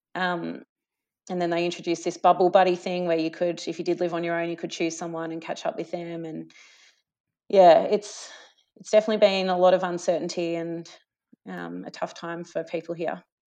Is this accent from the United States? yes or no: no; Gippsland, Victoria, Australia; moved away as an adult; also born or lived in Traralgon, Victoria / Warragul, Victoria / Darwin; now in Melbourne, Australia; I'm, um, a Gippsland girl. So I grew up in Country Victoria